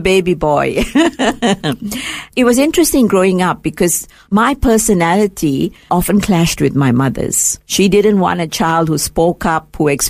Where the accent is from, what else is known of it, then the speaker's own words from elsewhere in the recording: Kuala Lumpur, Malaysia; first language English; moved away as an adult; now in Australia; I was born in Malaysia, in a town called Kuala Lumpur, which is the capital of Malaysia. My parents were both teachers, and because they were English teachers, we grew up speaking English. I've lost my mother tongue. I never spoke my mother tongue.